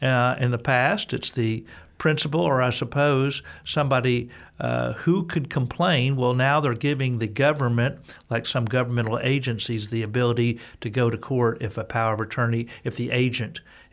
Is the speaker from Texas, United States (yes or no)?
yes; Texas, United States; As a Texan, I say the names.